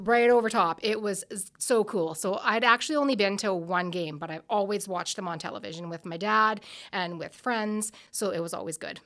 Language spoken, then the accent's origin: English; Stoughton, Saskatchewan, Canada; I'm from Stoughton, Saskatchewan